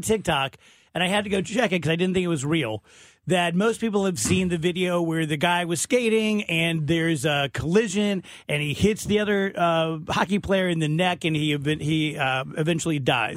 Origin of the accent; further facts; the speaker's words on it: South Roxana, Illinois, United States; growing up in South Roxana